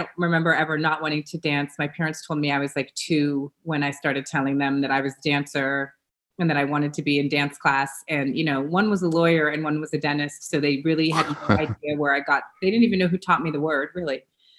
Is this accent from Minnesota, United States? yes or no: no; Los Angeles, California, United States; I am from Los Angeles, California, one of the rare birds that was born and raised here.